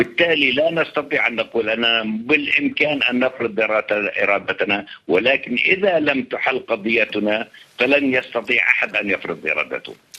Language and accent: Arabic; Palestine; بالنسبة لنا كفلسطينيين